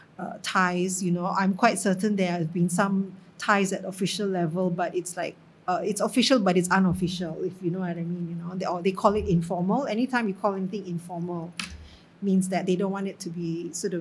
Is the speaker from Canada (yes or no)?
no; Singapore; being Singaporean, and we're all Singaporians, you know, in the ministry, and I'm a Singaporean